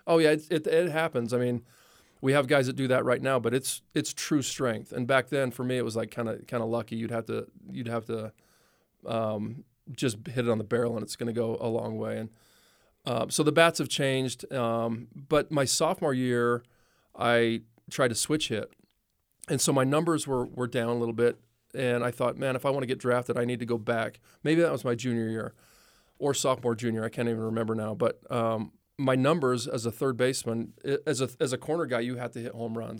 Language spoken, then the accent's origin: English; Los Angeles, California, United States; I was born in Watts